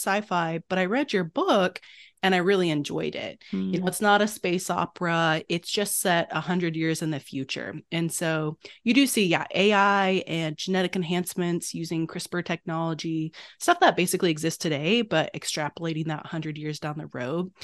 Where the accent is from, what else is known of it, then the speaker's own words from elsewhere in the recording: China; I grew up in China with my two bio brothers